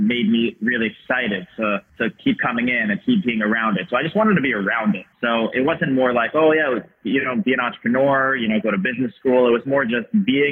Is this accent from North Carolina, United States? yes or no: no; Long Island, New York, United States; growing up on Long Island, New York City is a train ride away